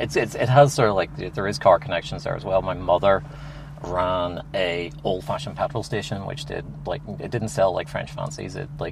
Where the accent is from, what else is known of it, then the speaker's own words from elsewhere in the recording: Northern Ireland, United Kingdom; I grew up in the Troubles in Northern Ireland. and from with very religious parents as a screaming homosexual.